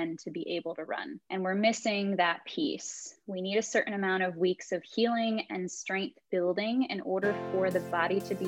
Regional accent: Southern California, United States; also born or lived in Dallas, Texas; I am a Southern California gal, pretty much born and raised. I was technically born in Dallas, but 6 months after that, my parents moved to Southern California.

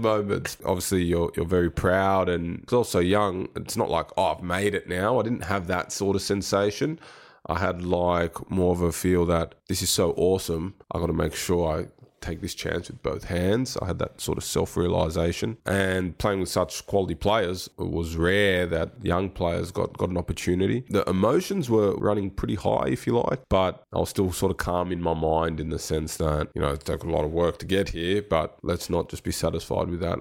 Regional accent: Sydney, New South Wales, Australia; now in Adelaide, Australia; I grew up in Sydney, which is also a great place

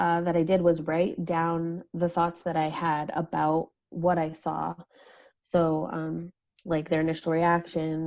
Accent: United States; I'm from the States

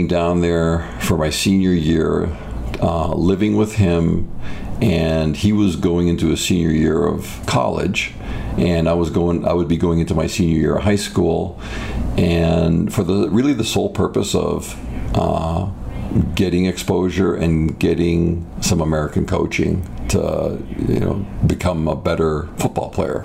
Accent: Toronto, Ontario, Canada; now in United States; my childhood was great. It was in the Greater Toronto area.

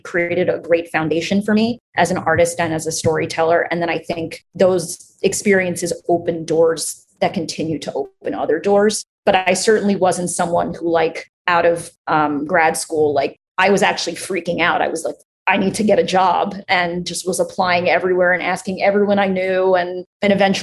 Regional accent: Great Neck, New York, United States; moved away; I'm from Great Neck in Long Island

